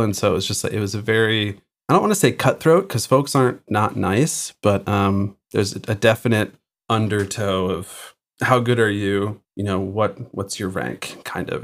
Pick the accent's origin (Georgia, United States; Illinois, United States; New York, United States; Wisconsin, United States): Illinois, United States; Chicago; moved away as an adult; now in Massachusetts, United States; I grew up outside of Chicago in the suburbs